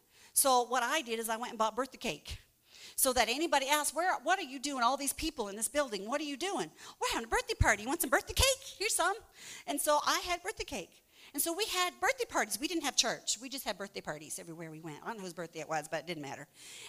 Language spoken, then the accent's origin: English; Canada; I've been, as a Canadian, I can go there quite easily.